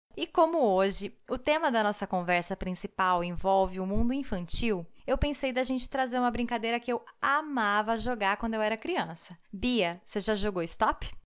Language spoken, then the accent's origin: Portuguese; Brazil; now in Germany; eu sou brasileira morando aqui na Alemanha